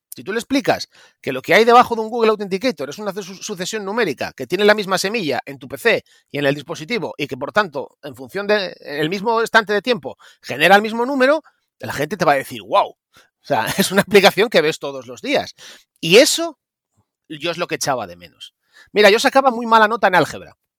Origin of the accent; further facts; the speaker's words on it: Mieres, Asturias, Spain; now in Oviedo, Spain; yo nací en Mieres, en concretamente en Riturbio. En Río Turbio, bueno, un pueblo que está a 3 kilómetros de Mieres, cuenca minera a full, un pueblo lleno de mineros, muchos niños, ahora ya no queda casi nadie. Y bueno, pues eh, me crié allí hasta los nueve años